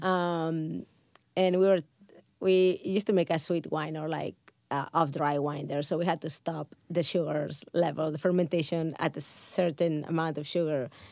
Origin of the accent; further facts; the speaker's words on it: Barcelona, Catalonia, Spain; first language Catalan; English is a second language; moved away as an adult; also born or lived in Pyrenees; now in United States; I'm growing up in Spain or in in Catalonia, like we have wine always surrounding us. If you if you grew up in a small village like I did, I I was from Barcelona